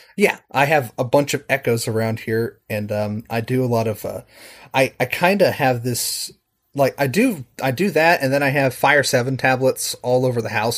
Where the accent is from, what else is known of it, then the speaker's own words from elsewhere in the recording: Charleston, West Virginia, United States; I'm from Charleston, West Virginia, uh, over on the Eastern Seaboard.